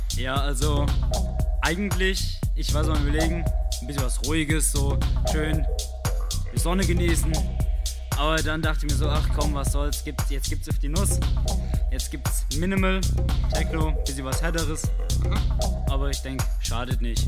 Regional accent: Giessen, Hesse, Germany; komme aus Gießen, bin noch Schüler

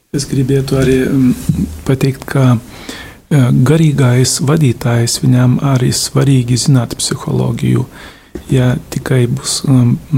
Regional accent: Lithuania; esmu no Lietuvas

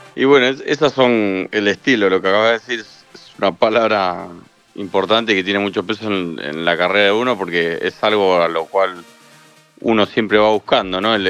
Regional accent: Buenos Aires, Argentina; soy productor de Argentina, Buenos Aires.

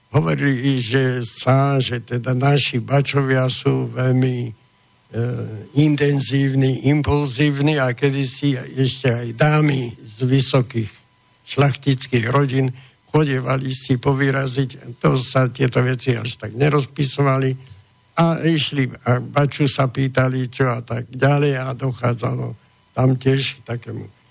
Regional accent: Slovakia; My Slováci

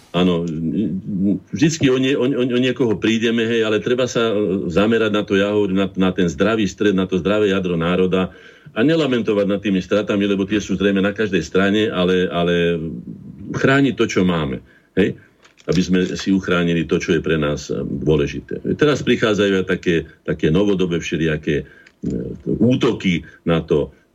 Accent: Slovakia; sme Slováci, ale sme, sme aj štátnymi občanmi Slovenskej republiky

